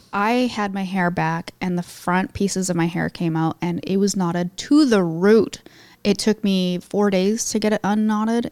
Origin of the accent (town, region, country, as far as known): Canada